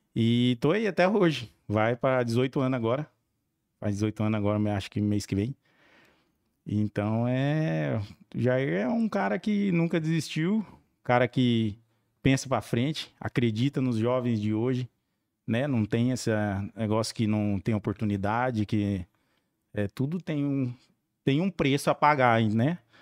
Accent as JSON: {"language": "Portuguese", "town": "Pacaembu", "region": "São Paulo", "country": "Brazil", "tie": "born or raised there", "also_born_or_lived": "Campinas / Santos / Cubatão", "lives_now": "Jacupiranga, Brazil", "said": "eu sou nascido em Campinas e perdi meu pai com 3, minha mãe com 11 aí eu tive que morar com meus avós em Paquembu, Paquembu, São Paulo"}